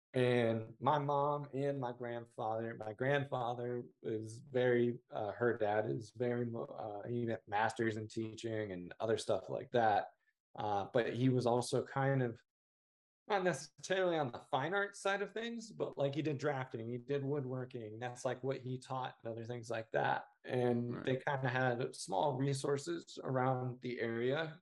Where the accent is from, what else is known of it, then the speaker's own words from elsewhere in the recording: Indiana, United States; I'm from what I consider to be a very small town in Indiana